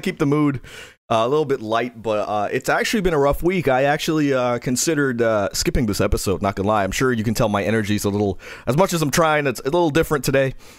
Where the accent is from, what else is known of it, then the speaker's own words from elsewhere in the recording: New York City, New York, United States; I'm from Queens.